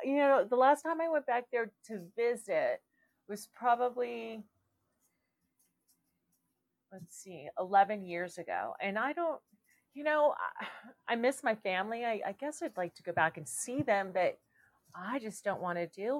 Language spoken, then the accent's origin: English; California, United States; moved away as an adult; now in Colorado, United States; I grew up in California.